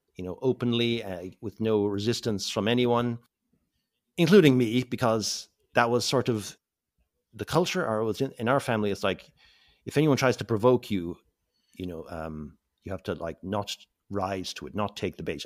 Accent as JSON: {"language": "English", "town": "Mallow", "region": "Munster", "country": "Ireland", "tie": "born or raised there", "also_born_or_lived": "England", "moved": "as an adult", "lives_now": "Southeast Asia", "said": "I was born in Cork, North Cork, uh, in nineteen seventy-five. Um, born onto a family farm"}